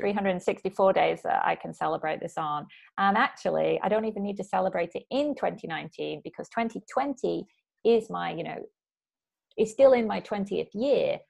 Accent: Bury, North West England, United Kingdom; moved away as an adult; also born or lived in Oxford / Chiba, Japan; now in Japan; So I'm originally from Bury, uh, near Manchester

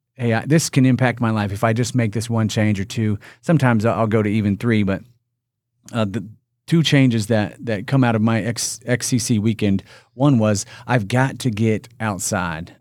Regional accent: Indiana, United States; I'm from Indiana. I'm born and raised in Indiana

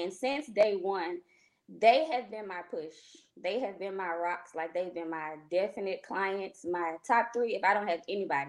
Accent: Cleveland, Ohio, United States; now in Hueytown, United States; I am a salon owner here in Hueytown, Alabama. I am originally from Cleveland, Ohio. My mom saw fit for us to come here in 2005.

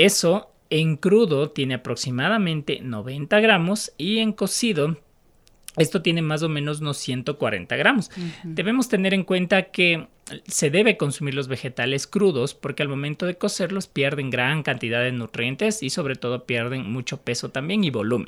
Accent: Quito, Pichincha, Ecuador; como eh, quiteños

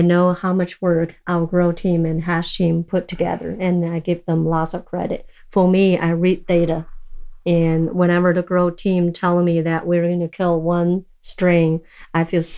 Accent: China; born there; English is a second language; I guess I was born in China and grow up in so many different countries.

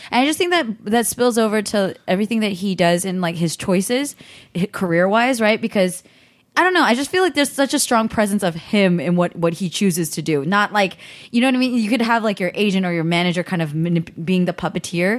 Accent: the Bay Area, California, United States; I grew up in California

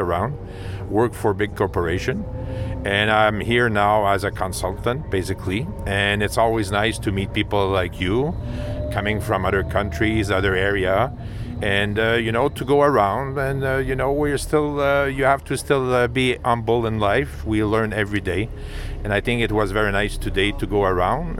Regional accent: Montreal, Quebec, Canada; first language French; English is a second language; I'm from uh, Montreal, Quebec, so we speak French basically. So you have to uh, forgive me for my accent

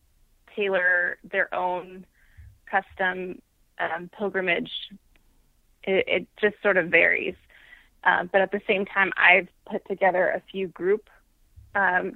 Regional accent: Central California, United States; I grew up in Central California

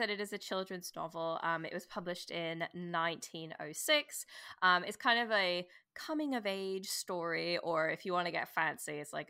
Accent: Canada; now in London, United Kingdom; I'm Canadian, if you notice the weird accent.

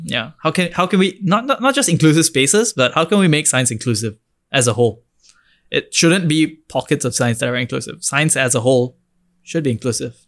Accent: Singapore; as an Indian, as a young Indian from Singapore

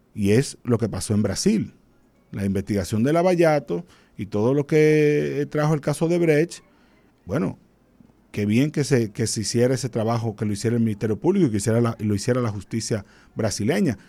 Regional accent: Dominican Republic; como buen dominicano

